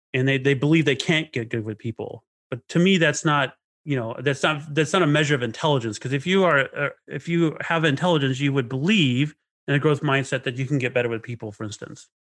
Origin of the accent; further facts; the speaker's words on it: Knoxville, Arkansas, United States; also born or lived in Inland Empire, California; my childhood was pretty rough, you know, especially in Arkansas